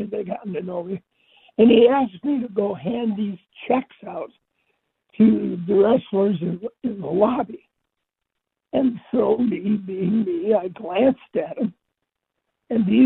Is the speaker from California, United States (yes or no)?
no; Detroit, Michigan, United States; moved away; also born or lived in Dallas; I grew up outside Detroit